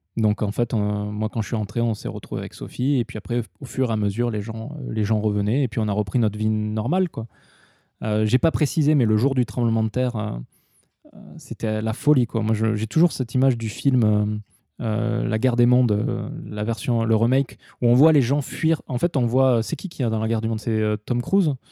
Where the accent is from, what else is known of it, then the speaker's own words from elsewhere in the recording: southwest France, France; moved away as an adult; also born or lived in Osaka, Japan / Tokyo, Japan; now in Japan; je suis allé chez moi dans le sud-ouest de la France